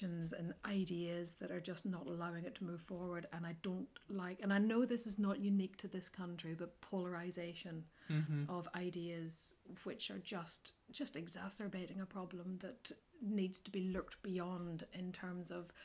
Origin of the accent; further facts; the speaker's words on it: County Antrim, Northern Ireland, United Kingdom; I'm from County Antrim originally. I was born between Randallstown and Ballymena